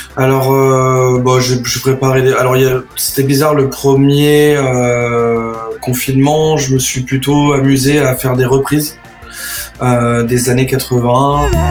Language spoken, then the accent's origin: French; Troyes, Grand Est, France; je suis né à Troyes et j'ai grandi à Troyes